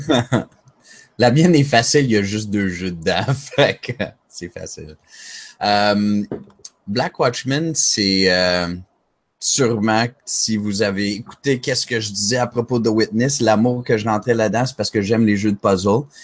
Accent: Montreal, Quebec, Canada; je suis Montréalais

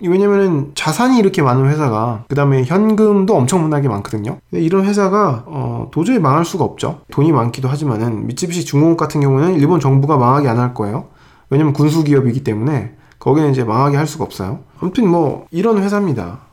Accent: South Korea; 나는 한국 사람인데

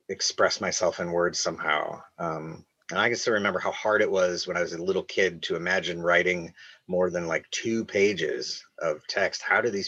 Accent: Iowa, United States; moved away; I'm from Iowa, and then I went to college in Iowa

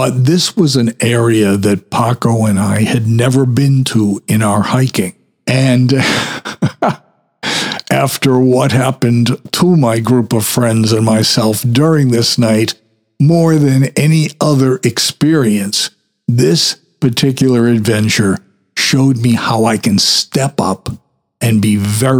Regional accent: Saugus, Massachusetts, United States; the highest point in my hometown. That was called Castle Rock.

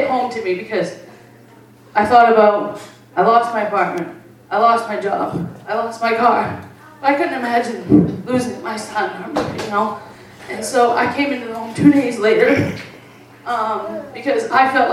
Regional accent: Bangor, Maine, United States; I'm from Bangor

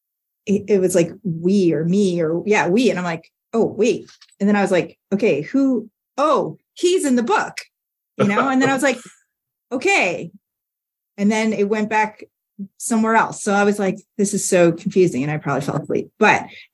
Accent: Canada; now in Nebraska, United States; as a Canadian transplanted in Nebraska by choice

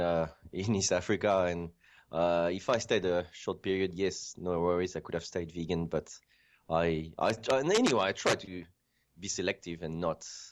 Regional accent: France; moved away as an adult; also born or lived in Djibouti; now in Australia; I grew up in France

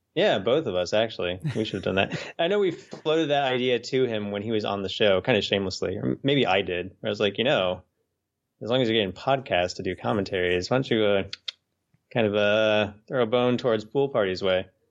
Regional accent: Dayton, Ohio, United States; now in Little Rock, United States; where we grew up in Dayton

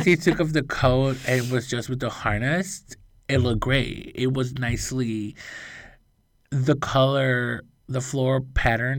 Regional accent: Illinois, United States; I'm from Illinois too.

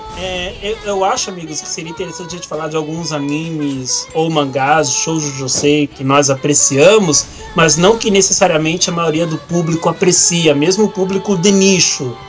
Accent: Brazil; also born or lived in Italy / Curitiba; Eu só nasci na Itália e pouco tempo depois vim pro Brasil

